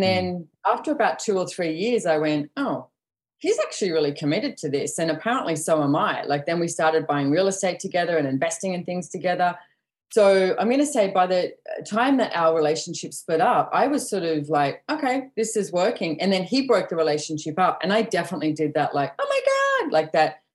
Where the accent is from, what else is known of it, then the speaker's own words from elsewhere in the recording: Sydney, New South Wales, Australia; now in Sunshine Coast, Australia; I was born and bred in Sydney